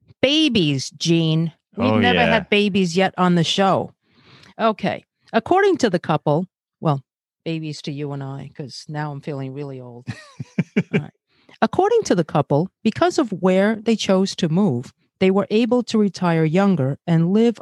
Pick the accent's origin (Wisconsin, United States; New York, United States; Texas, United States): New York, United States; New York City; also born or lived in Brazil / Bay Ridge, Brooklyn; I'm Asian, born in Brazil, and grew up in Flatbush, Brooklyn.